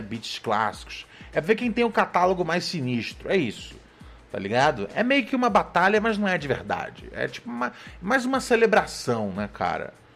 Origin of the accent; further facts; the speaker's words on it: Rio de Janeiro, Brazil; sou do Rio de Janeiro